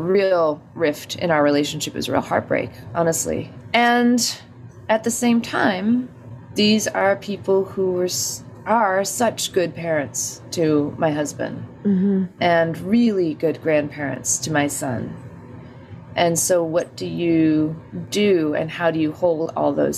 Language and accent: English; Albuquerque, New Mexico, United States; born or raised there; now in New York, United States